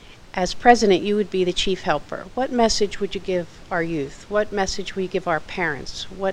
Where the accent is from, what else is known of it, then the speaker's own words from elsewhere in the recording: Pittsburgh, Pennsylvania, United States; now in New Hampshire, United States; I grew up in Pittsburgh, literally in Mr. Rogers' neighborhood